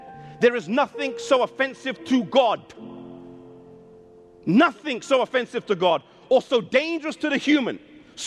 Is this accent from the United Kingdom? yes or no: yes; England, United Kingdom; I'm half Icelandic and half Mauritian, though I was born in England